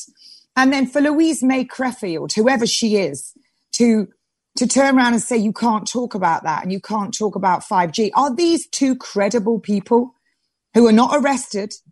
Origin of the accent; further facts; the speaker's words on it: England, United Kingdom; I am an English rose. This is my country. England, my England